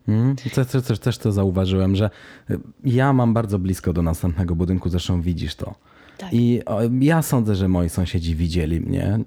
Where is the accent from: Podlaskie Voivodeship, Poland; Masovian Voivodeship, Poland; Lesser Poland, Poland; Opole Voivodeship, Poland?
Masovian Voivodeship, Poland; Warsaw; now in Stockholm, Sweden; jestem z Warszawy